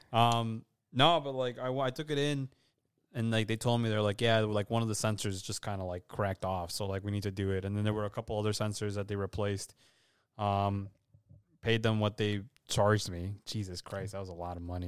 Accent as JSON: {"language": "English", "region": "Illinois", "country": "United States", "said": "we're from Illinois."}